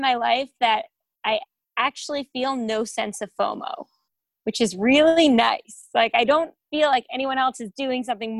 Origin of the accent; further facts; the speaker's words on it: West Orange, New Jersey, United States; moved away as an adult; also born or lived in New York City; I'm originally from West Orange, New Jersey. I moved to the city for college and I've been there ever since.